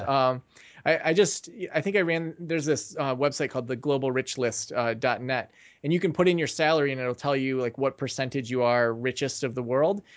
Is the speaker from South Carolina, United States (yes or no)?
no; Traverse City, Michigan, United States; moved away; also born or lived in Kalamazoo; move back to my hometown of Traverse City